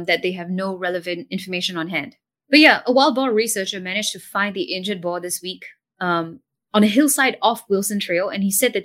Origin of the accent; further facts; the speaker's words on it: Singapore; as a Singaporean